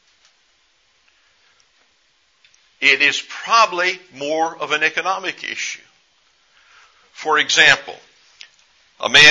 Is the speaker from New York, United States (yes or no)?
no; East Texas, United States; I grew up in East Texas